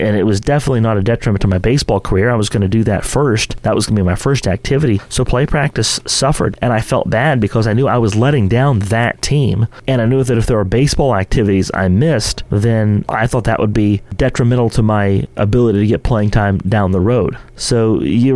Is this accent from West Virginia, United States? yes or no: yes; St. Marys, West Virginia, United States; Growing up in St. Mary's